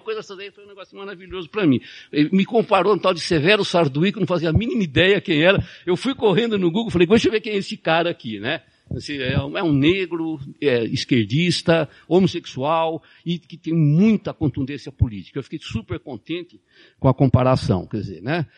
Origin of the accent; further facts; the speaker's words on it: Brazil; a gente é brasileiro